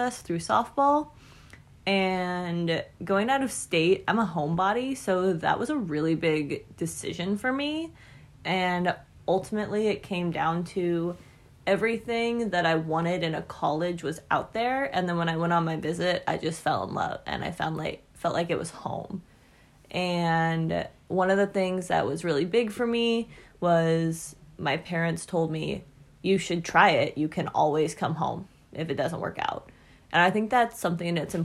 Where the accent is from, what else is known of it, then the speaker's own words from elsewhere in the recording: Sacramento, California, United States; we're from Sacramento